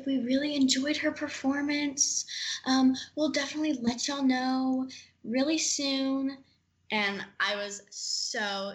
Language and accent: English; Amarillo, Texas, United States; also born or lived in Dallas, Texas; we moved to Amarillo from Dallas